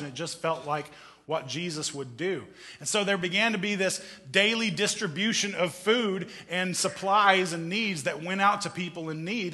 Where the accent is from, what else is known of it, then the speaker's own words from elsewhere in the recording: Missouri, United States; growing up in Missouri.